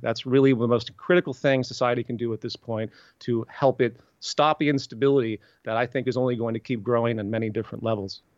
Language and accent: English; the South, United States; I'm from the South